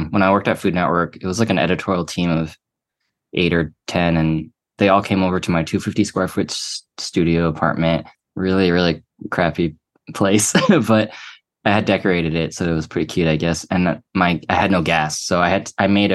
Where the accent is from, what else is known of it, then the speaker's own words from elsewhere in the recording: Atlanta, Georgia, United States; moved away; going back home to Atlanta